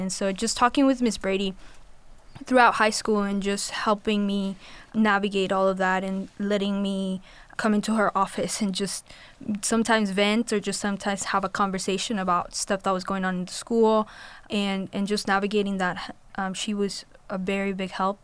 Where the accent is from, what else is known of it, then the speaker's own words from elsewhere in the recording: Colombia; moved away; I'm from Colombia, and so my experience with going to a predominantly white school and navigating that system while being an international Hispanic student